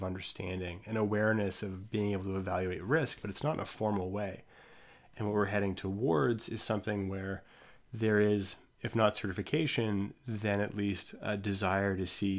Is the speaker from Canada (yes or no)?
yes; Ontario, Canada; I'm a kid from Ontario, so a lot of this is mythological and required high school reading